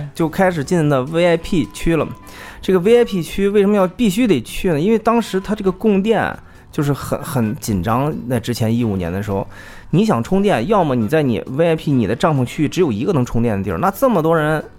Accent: China; 我们只能告诉他们我们是来自中国

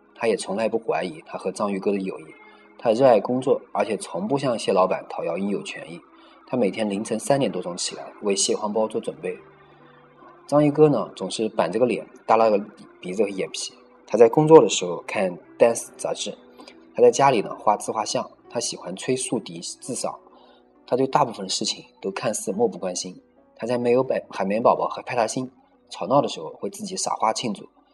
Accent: China; 我们中国人啊，很多人生长在红旗下

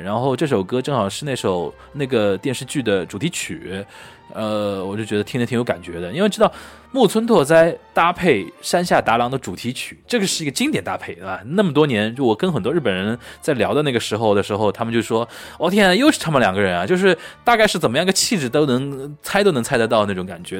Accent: Shanghai, China; 我们上海这边或者南方吴语区

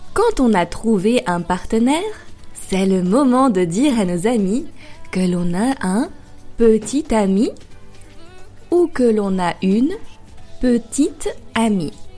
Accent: France; also born or lived in Paris

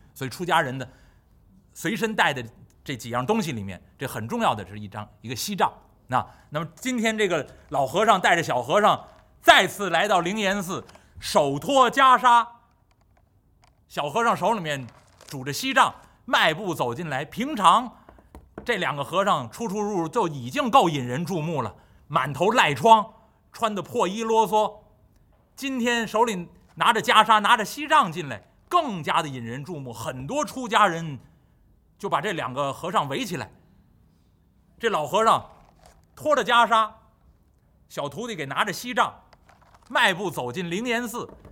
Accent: Beijing, China; 北京土生土长，这个话呢还算比较标准

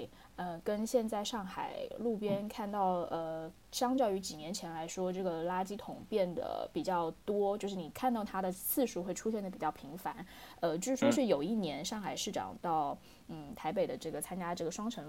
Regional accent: Taipei, Taiwan; moved away as an adult; now in Shanghai, China; 我是台北人，所以大部分对对对，我大部分的时间都会在台北。

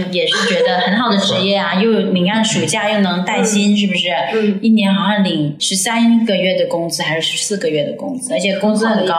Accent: Macau; 我是澳门人嘛，所以还是有原因。

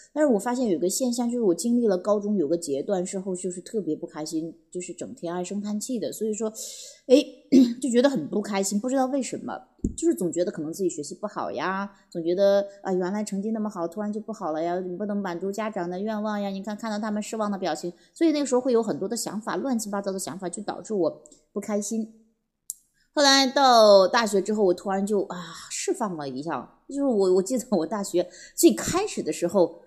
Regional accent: Wuyang, Henan, China; 回到武阳，就在这个我的老家的地方

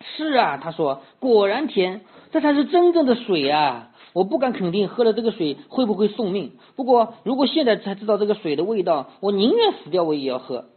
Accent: China; 我们中国，中国人因为离海比较远，我们不是，呃，多数人生活，不生活在海边嘛

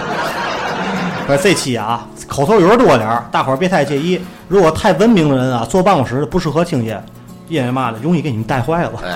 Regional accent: Tianjin, China; 咱说天津方言

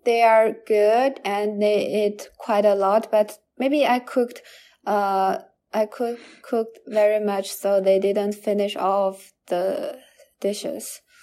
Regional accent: Hangzhou, Zhejiang, China; now in Canada; a benefit in my hometown in Hangzhou

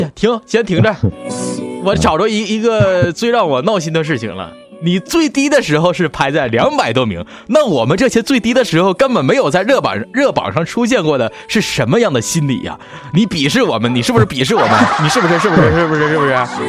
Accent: Northeast China, China; 我，我是东北人

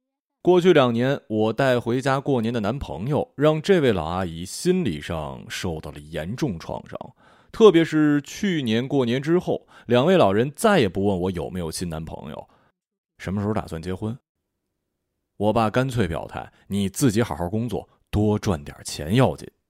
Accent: Shanghai, China; 我们上海人不玩这个，这不是我们的运动项目。

